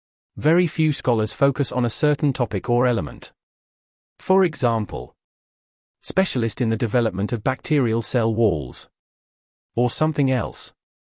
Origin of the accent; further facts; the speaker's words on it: Nigeria; English is a second language; with a focus on my personal journey as a Nigerian researcher.